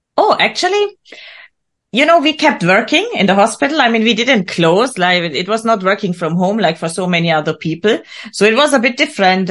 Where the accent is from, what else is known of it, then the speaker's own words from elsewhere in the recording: Bavaria, Germany; I was born and raised in Bavaria, in the beautiful countryside of Germany, Germans, uh, Germany's south